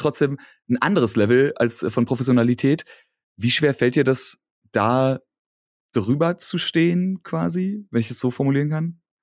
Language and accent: German; Berlin, Germany; accent: Berliner Dialekt; ich habe meinen Berliner Dialekt nicht abgelegt, aber verstaut